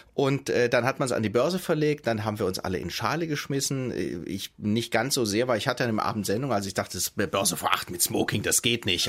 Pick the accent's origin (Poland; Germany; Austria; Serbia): Germany; Stuttgart, Baden-Württemberg; ich komme aus Stuttgart gebürtig. Ich weiß, dass der, ähm, der Wohlstand meiner Heimatstadt untrennbar verbunden ist